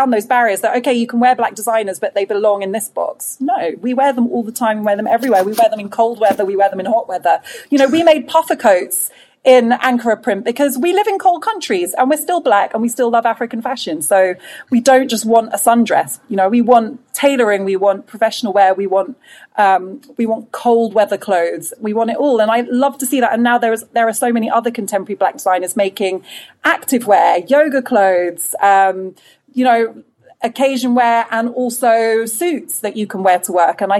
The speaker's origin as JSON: {"language": "English", "country": "United Kingdom", "said": "I think it reflects uh, actually a lot of our experiences of being Black British in a bigger way"}